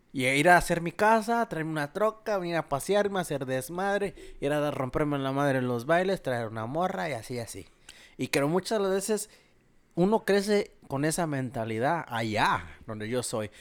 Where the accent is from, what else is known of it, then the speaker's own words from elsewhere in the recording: Mexico; moved away; como uno como mexicano